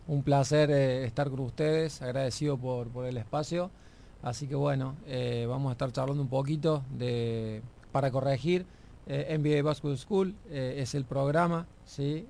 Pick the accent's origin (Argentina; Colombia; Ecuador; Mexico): Argentina; moved away; siendo argentino